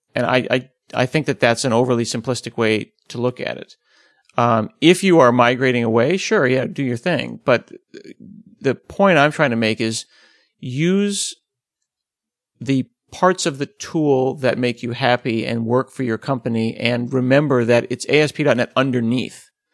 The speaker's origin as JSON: {"language": "English", "country": "United States", "said": "we're American"}